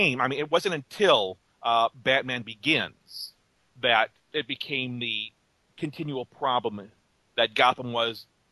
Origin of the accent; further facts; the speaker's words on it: Chicago, Illinois, United States; I'm from Chicago.